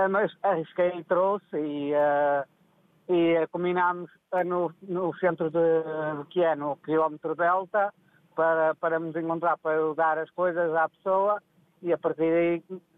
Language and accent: Portuguese; Portugal; somos um país pequeno, mas com uma alma e um coração enorme.